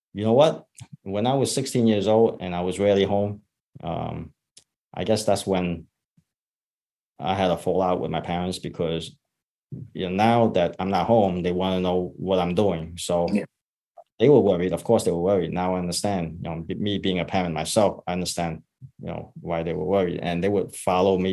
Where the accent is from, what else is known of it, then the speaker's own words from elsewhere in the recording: United States; I grew up in Chinatown